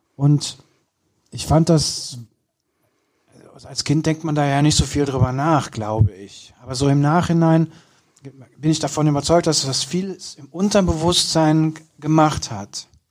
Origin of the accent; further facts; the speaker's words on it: Kürten, North Rhine-Westphalia, Germany; now in Cologne, Germany; bei uns auf dem Land, ich komme ja aus Kürten